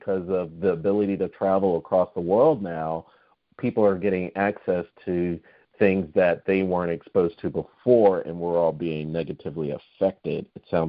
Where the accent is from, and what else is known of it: United States